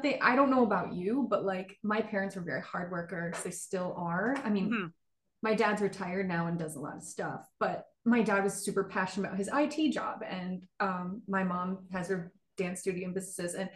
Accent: Michigan, United States; I'm from Michigan

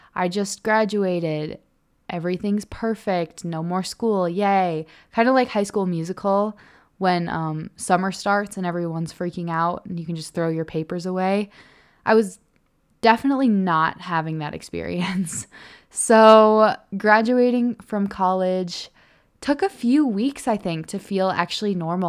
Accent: Illinois, United States; moved away as an adult; also born or lived in Green Bay, Wisconsin; now in Salt Lake City, United States; I moved home to Illinois

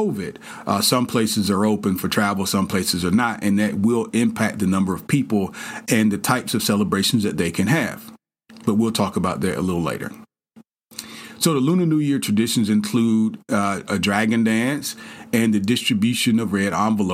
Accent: the South, United States; I grew up in the South.

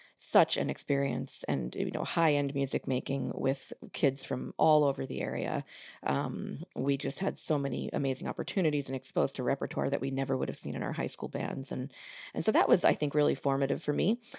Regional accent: Long Island, New York, United States; moved away; growing up in New York, it's a, it's a great place for music education.

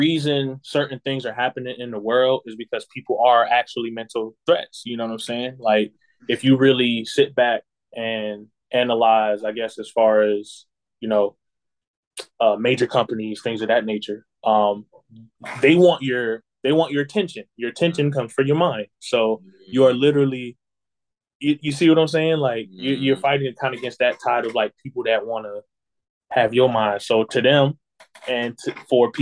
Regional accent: the South, United States; also born or lived in Boston, Massachusetts; now in South Carolina, United States; I grew up in the South

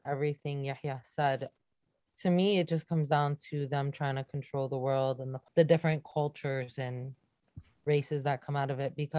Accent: United States; Even though I was from America, they did not care. Because I was Palestinian

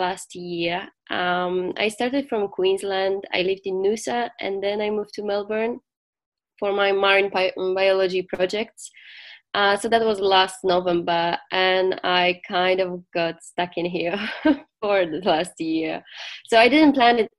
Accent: Gdańsk, Pomeranian Voivodeship, Poland; I'm from Gdańsk, so it's on the north of Poland, so by the Baltic Sea, so it's my home spot.

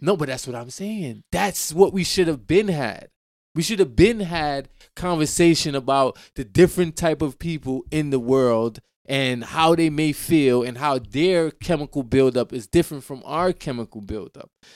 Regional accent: Jamaica; I'm Jamaican. I grew up in a Caribbean, you know what I'm saying, environment

